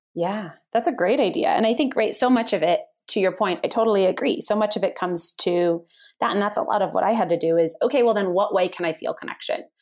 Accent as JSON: {"language": "English", "area": "Bay Area", "region": "California", "country": "United States", "tie": "born or raised there", "also_born_or_lived": "San Francisco", "moved": "as an adult", "lives_now": "Colorado, United States", "said": "I grew up in the Bay Area"}